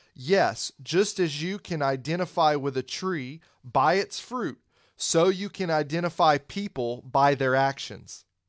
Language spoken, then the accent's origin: English; Pensacola, Florida, United States; I grew up in Pensacola